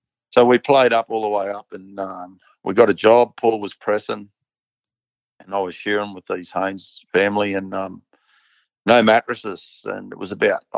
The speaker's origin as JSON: {"language": "English", "region": "Queensland", "country": "Australia", "moved": "yes", "said": "from Queensland."}